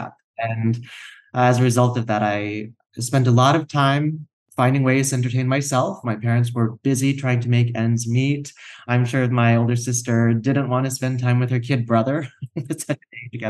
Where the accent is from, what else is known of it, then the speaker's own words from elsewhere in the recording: Tallahassee, Florida, United States; also born or lived in Shreveport, Louisiana / South Korea; now in Los Angeles, United States; I grew up in Tallahassee, Florida, right in the Panhandle